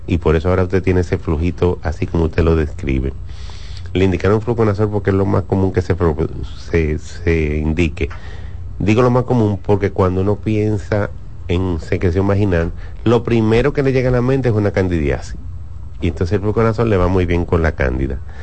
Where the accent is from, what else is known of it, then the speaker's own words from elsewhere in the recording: Dominican Republic; nosotros como dominicanos, latinos